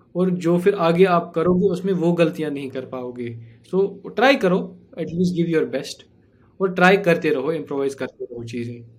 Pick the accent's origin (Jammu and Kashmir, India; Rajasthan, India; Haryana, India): Jammu and Kashmir, India; हम तो पले बड़े ही इसमें हैं